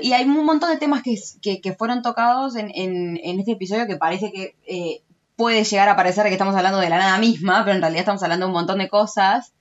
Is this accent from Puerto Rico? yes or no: no; Uruguay; also born or lived in United States; yo como uruguaya